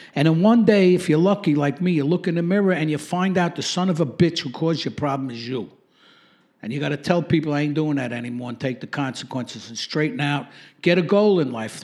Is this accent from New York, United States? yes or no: yes; New York City, New York, United States; Growing up in Brooklyn, for me, was a good experience for the most part